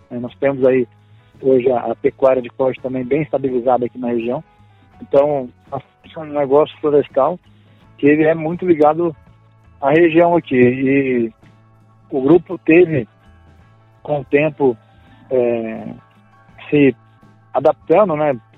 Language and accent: Portuguese; Pompéu, Minas Gerais, Brazil; Nós somos mineiros lá de pompeu Minas Gerais.